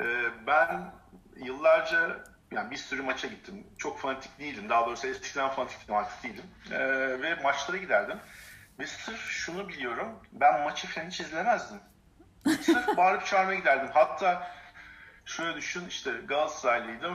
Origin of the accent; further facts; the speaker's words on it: Turkey; Biz Türk'üz sonuçta Türk erkeğiz.